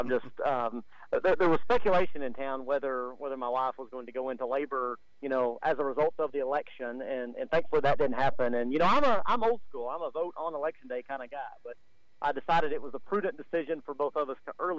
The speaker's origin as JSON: {"language": "English", "town": "Stamford", "region": "Texas", "country": "United States", "tie": "born or raised there"}